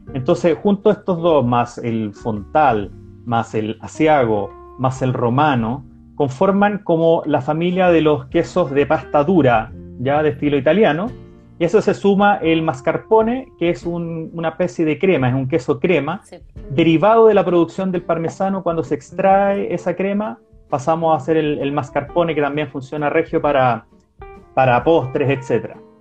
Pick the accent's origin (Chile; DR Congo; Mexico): Chile; nosotros como, como chilenos estábamos cada vez más eh, dispuestos a, probar cosas nuevas